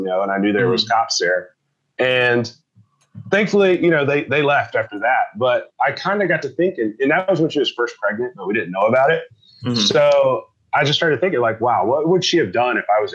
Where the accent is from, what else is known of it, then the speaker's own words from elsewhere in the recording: Georgia, United States; moved away; I grew up in Georgia